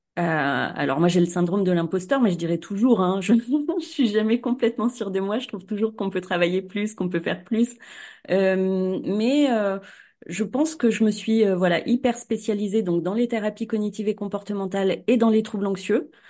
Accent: Cournon-d'Auvergne, Auvergne-Rhône-Alpes, France; à Clermont-Ferrand, euh, à Cournon d'Auvergne

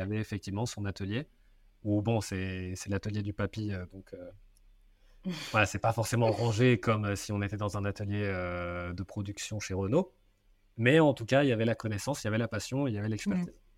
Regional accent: Seine-et-Marne, Île-de-France, France; j'ai grandi en Seine-et-Marne

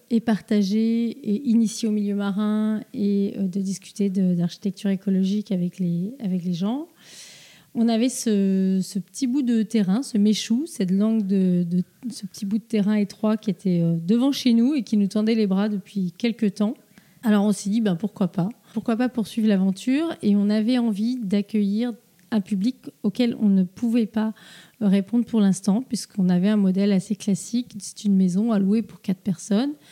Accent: Plouguerneau, Brittany, France; also born or lived in Rennes / Paris; On a grandi à Plouguerneau et on est parti pour nos, études à Rennes puis à Paris pour des études d'architecture et d'urbanisme.

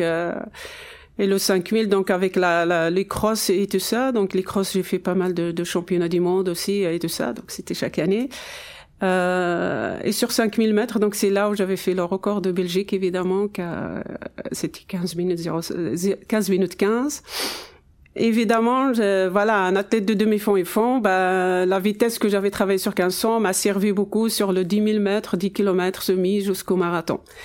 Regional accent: Ouarzazate, Drâa-Tafilalet, Morocco; mon enfance déjà à Ouarzazate, où mes parents habitent toujours

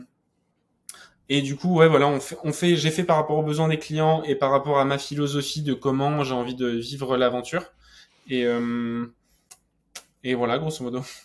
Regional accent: Normandy, France; moi, je venais de Normandie

